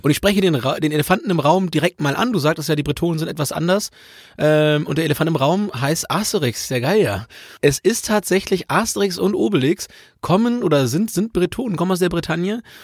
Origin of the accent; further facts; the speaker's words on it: Hamburg, Germany; für mich als Hamburger